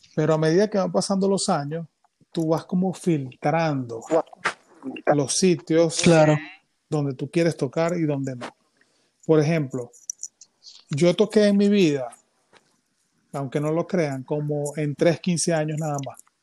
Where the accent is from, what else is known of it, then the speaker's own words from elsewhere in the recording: San Felipe, Yaracuy, Venezuela; yo soy de San Felipe, ¿qué tal? Yo era un chamito